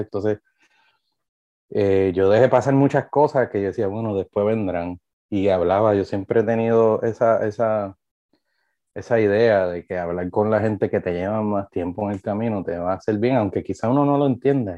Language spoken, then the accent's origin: Spanish; Trujillo Alto, Puerto Rico; Yo me crié en aquel balcón, yo soy de Trujillo Alto, eh, de Carraízo